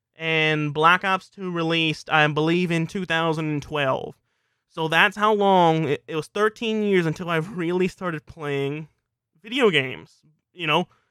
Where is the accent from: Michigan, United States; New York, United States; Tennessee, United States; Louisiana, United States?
Louisiana, United States; South; I'm from South Louisiana